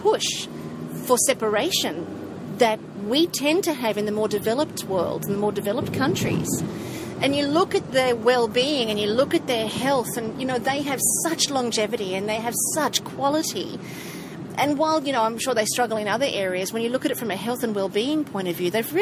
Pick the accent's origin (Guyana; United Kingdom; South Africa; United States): South Africa; I come from South Africa